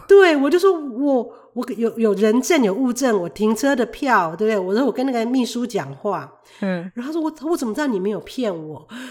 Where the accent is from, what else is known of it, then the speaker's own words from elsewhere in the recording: Taiwan; now in Canada; 就不会像我们台湾人喜欢说，我就是很直啊，我就是为你好，我就是很直。